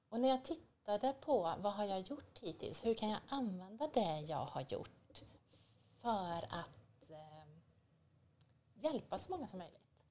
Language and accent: Swedish; Borås, Västra Götaland, Sweden; I Borås.